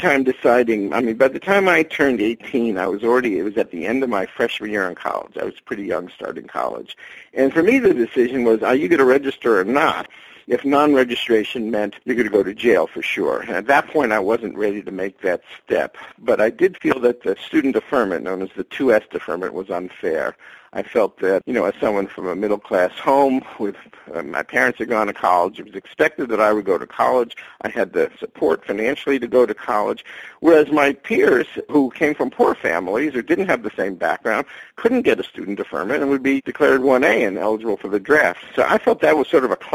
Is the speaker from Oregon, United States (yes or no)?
no; New York City, New York, United States; I grew up in New York City.